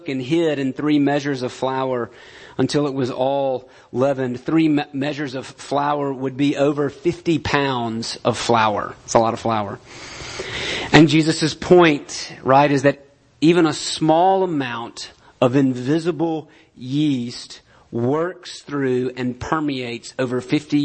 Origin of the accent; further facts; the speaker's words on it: United States; we're American